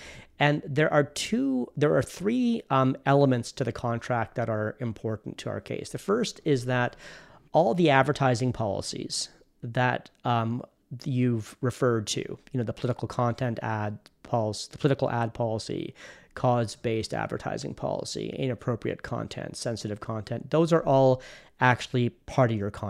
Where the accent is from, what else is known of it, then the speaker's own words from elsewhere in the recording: Canada; And so why that's surprising is that we're Canadian.